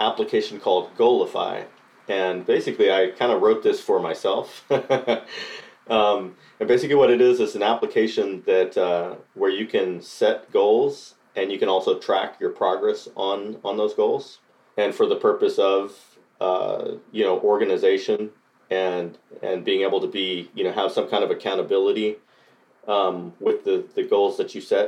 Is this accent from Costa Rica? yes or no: yes; Costa Rica; now in Nashville, United States; I was born and raised in Costa Rica and moved to Nashville.